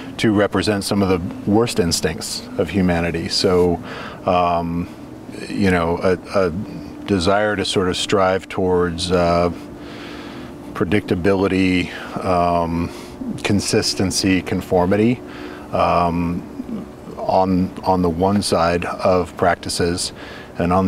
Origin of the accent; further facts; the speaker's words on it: Junction City, Oregon, United States; I grew up here in Junction City.